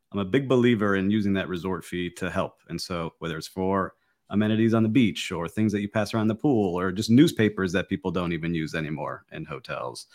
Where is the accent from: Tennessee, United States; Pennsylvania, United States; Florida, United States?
Florida, United States; Miami; I am born and raised in Miami